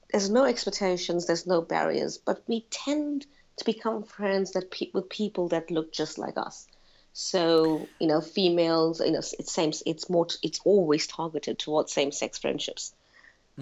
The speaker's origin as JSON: {"language": "English", "country": "South Africa", "tie": "born or raised there", "moved": "as an adult", "lives_now": "London, United Kingdom", "said": "I was born and raised in South Africa."}